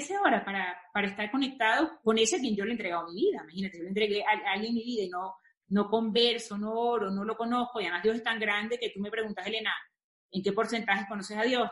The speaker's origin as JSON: {"language": "Spanish", "country": "Venezuela", "also_born_or_lived": "Spain / Brazil", "moved": "as an adult", "lives_now": "Mexico", "said": "siendo venezolana"}